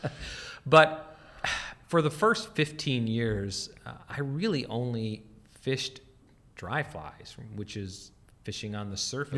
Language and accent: English; North Dakota, United States; moved away; grew up in North Dakota